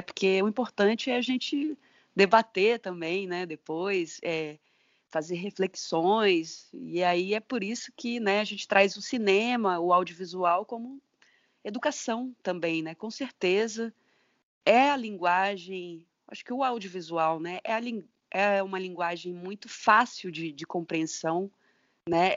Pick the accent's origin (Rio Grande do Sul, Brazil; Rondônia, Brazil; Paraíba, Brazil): Rondônia, Brazil; moved away as an adult; also born or lived in Rio Grande do Norte; eu sou de Rondônia, né? Voltei a morar aqui